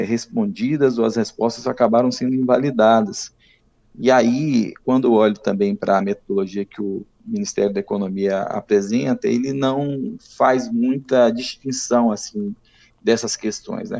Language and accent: Portuguese; Espírito Santo, Brazil; nós que somos capixabas